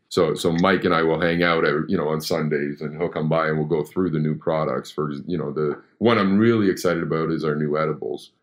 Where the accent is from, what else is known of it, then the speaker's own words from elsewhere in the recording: Canada; I'm born and raised in Canada